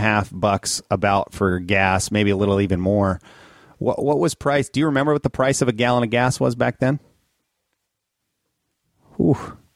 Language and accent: English; Minnesota, United States; growing up in Minnesota